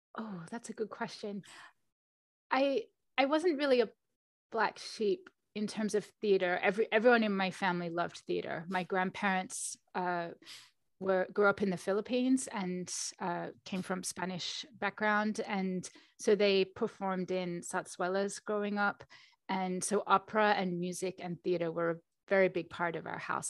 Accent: Australia; moved away as an adult; also born or lived in London; I was born in Australia

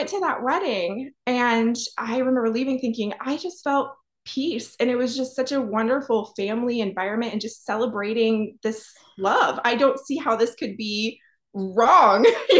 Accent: Ohio, United States; also born or lived in Pennsylvania; and I'm from Ohio, Pennsylvania, both actually.

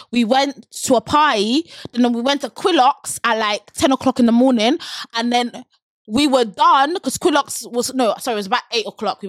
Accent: London, United Kingdom; oh, I'm from London.

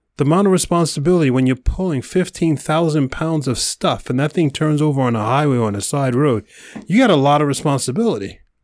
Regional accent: New York, United States; Mister New Yorker, hardcore, you know, project boy, growing up in New York, concrete forest

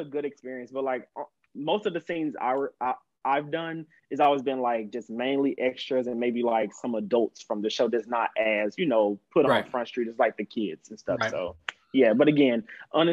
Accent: Mississippi, United States; moved away as an adult; now in Atlanta, United States; I'm actually from Mississippi, actually

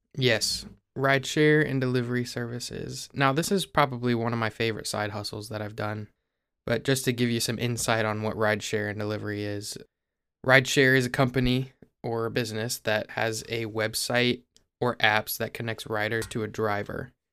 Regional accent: Ohio, United States; I live in Ohio

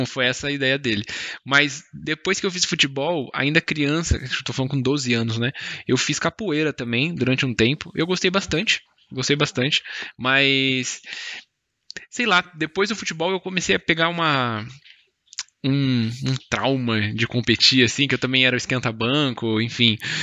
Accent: Mogi, São Paulo, Brazil; tinha uma escola de futebol pública aqui na cidade do, de onde eu nasci, Mogi

